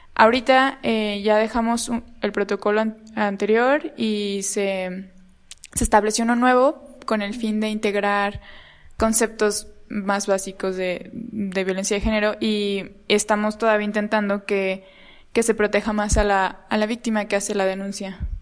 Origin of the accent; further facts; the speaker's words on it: Guerrero, Mexico; yo soy de Guerrero